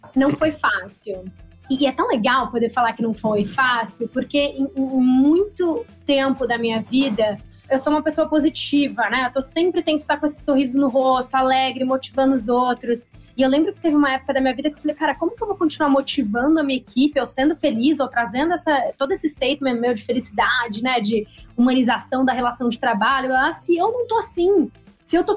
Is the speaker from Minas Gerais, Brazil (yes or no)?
no; Campinas, São Paulo, Brazil; moved away as an adult; also born or lived in Rio de Janeiro; Eu nasci em Gambinas, interior de São Paulo